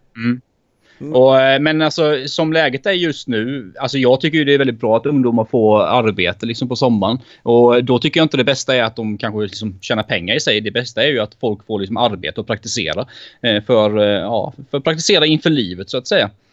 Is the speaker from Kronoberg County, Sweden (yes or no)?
yes; Växjö, Kronoberg County, Sweden; moved away; jag är från Växjö från början.